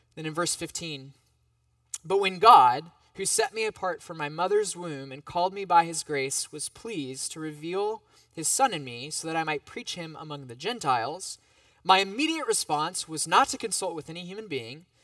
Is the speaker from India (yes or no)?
no; United States; as an American